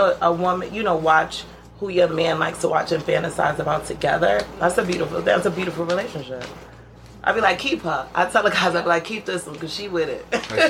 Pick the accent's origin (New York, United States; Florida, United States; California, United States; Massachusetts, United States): New York, United States; New York City; also born or lived in Brooklyn, New York; I grew up around 153rd in Courtland.